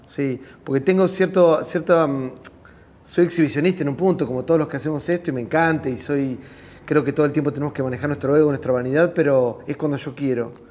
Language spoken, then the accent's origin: Spanish; Tres Algarrobos, Buenos Aires Province, Argentina; moved away as an adult; era un pibe en mi pueblo, en Tres Agarrobos